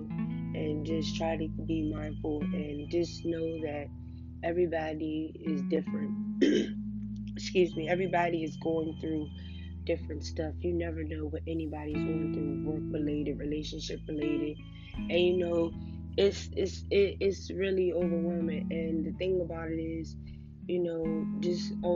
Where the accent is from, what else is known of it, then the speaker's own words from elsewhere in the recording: Washington, District of Columbia, United States; I'm from Washington, D.C., and, you know, where I'm from, it's pretty hard